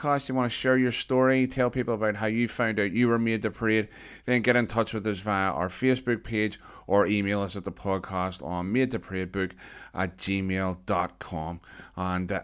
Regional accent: Belfast, Northern Ireland, United Kingdom; I was growing up in Belfast

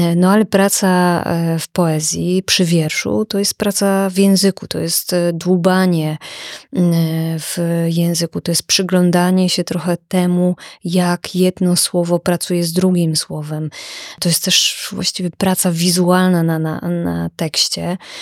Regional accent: village in the Jaworzyna Krynicka range, Lesser Poland, Poland; moved away as an adult; also born or lived in Kraków; zamieszkałam we wsi, która jest nad moją rodzinną wsią. I to jest e, takie piękne miejsce w paśmie Jaworzyny Krynickiej

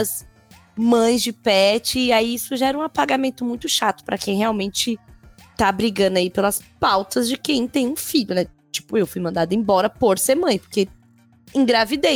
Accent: São Paulo, Brazil; eu venho da Zona Leste daqui de São Paulo, Coab

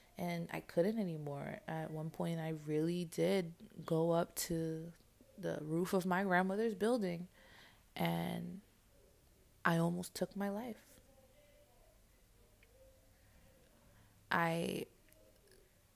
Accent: New York, United States; I'm from New York

